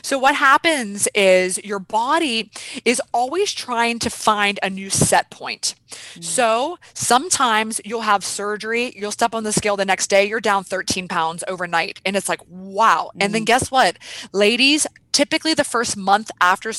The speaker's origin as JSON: {"language": "English", "town": "Weirton", "region": "West Virginia", "country": "United States", "tie": "born or raised there", "said": "So I grew up in a town called Weirton, West Virginia, which is outside Pittsburgh, PA"}